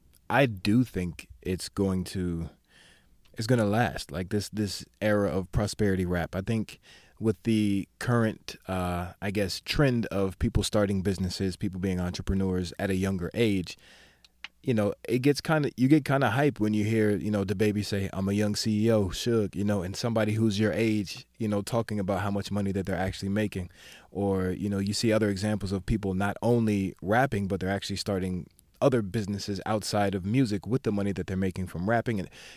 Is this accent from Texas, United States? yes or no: no; Maryland, United States; also born or lived in the South; I don't consider myself a true Southerner because mm-hmm. I grew up in Maryland, but mm-hmm. I spent enough time in the South. I'd say about mm-hmm. half my life in the South